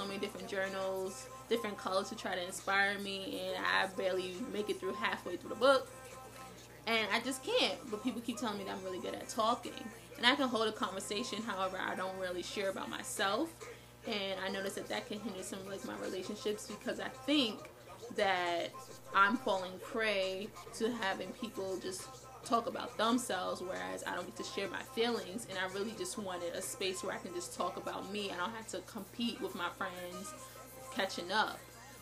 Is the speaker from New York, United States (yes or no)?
yes; New York City, New York, United States; moved away as an adult; now in Buffalo, United States; I was raised urban. I'm from Brooklyn, New York, but I live in Buffalo now